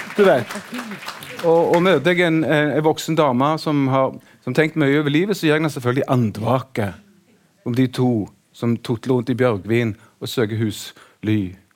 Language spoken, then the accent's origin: Norwegian; Sandnes, Rogaland, Norway; Sandnes der jeg vokste opp